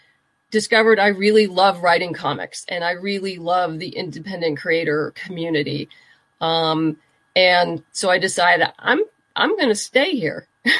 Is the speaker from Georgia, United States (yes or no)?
no; Southern California, United States; also born or lived in New York; I'm originally from Southern California. We bounced around a little bit between Los Angeles and the desert and then back to L.A. And I did end up leaving California for a while. I went to graduate school in New York and stayed on after I graduated, worked there for a while.